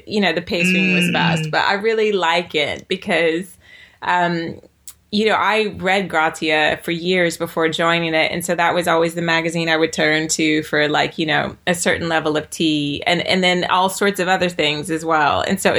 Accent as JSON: {"language": "English", "region": "the South", "country": "United States", "tie": "born or raised there", "said": "I grew up in the South where, you know, I grew up in America where particularly Black Americans, the slang we used differed according to what part of America you grew up"}